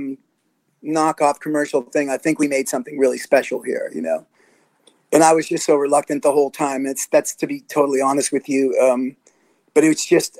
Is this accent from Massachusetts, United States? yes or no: yes; Boston, Massachusetts, United States; I'm from Boston